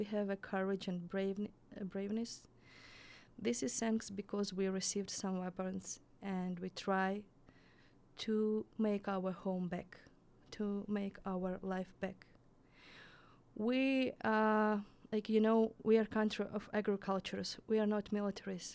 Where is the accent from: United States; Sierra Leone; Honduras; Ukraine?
Ukraine; we are Ukrainians, we live in our Ukraine, we have our language